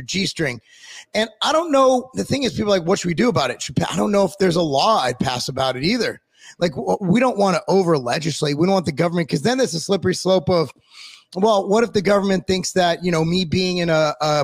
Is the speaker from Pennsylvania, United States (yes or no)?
no; California, United States; where I grew up in California